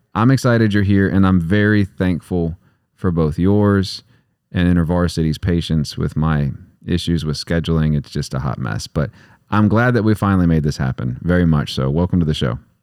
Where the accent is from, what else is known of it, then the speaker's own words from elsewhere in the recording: West Texas, United States; I'm from West Texas